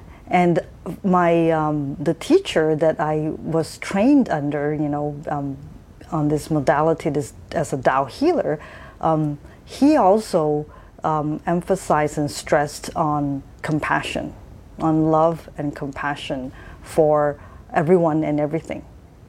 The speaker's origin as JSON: {"language": "English", "country": "Japan", "tie": "born or raised there", "said": "those of you who know me would remember that I have spent my first my adolescent years in Japan. So I pretty much grew up in Japan as a young adult."}